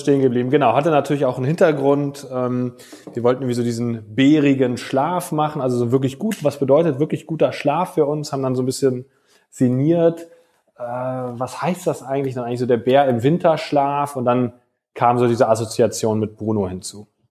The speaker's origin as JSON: {"language": "German", "country": "Germany", "said": "bei uns in Deutschland"}